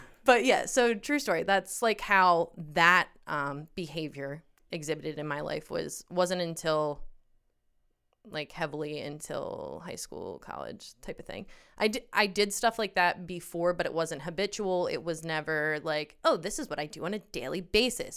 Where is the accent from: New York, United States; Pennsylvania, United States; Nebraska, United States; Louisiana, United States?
Pennsylvania, United States; We grew up in Pennsylvania, and I am going to be moving to Colorado as of this weekend.